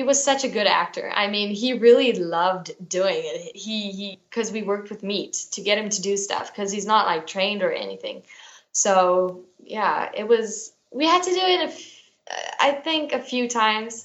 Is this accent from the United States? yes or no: no; South Africa; I am South African. I live in South Africa